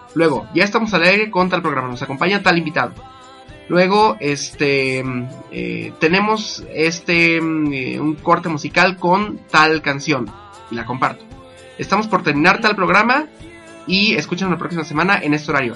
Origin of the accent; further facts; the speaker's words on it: Apizaco, Tlaxcala, Mexico; yo soy de Pisaco, estamos en Tlaxcala